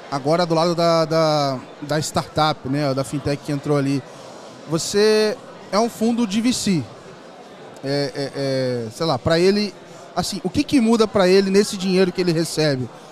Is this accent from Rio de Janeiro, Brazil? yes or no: yes; Volta Redonda, Rio de Janeiro, Brazil; moved away as an adult; now in São Paulo, Brazil; eu era, sou do Rio, de Volta Redonda